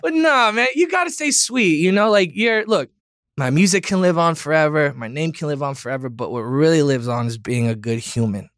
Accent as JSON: {"language": "English", "region": "Florida", "country": "United States", "tie": "born or raised there", "said": "growing up in Florida"}